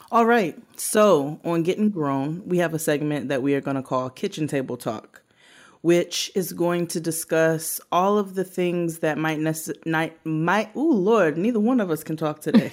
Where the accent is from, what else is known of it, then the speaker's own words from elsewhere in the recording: Brooklyn, New York, United States; I'm from Brooklyn